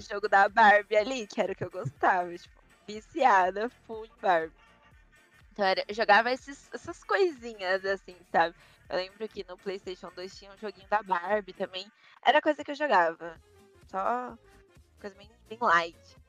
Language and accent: Portuguese; São Paulo, Brazil; Tenho 23 anos, sou de São Paulo, advogada